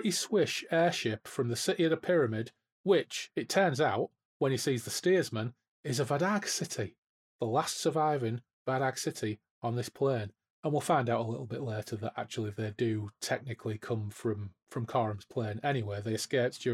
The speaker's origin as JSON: {"language": "English", "town": "Hull", "region": "Yorkshire and the Humber", "country": "United Kingdom", "said": "I'm from Hull"}